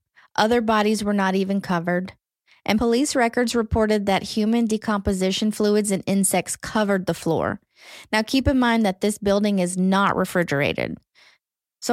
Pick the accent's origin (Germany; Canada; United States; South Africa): United States; Southern; accent: Southern; my Southern accent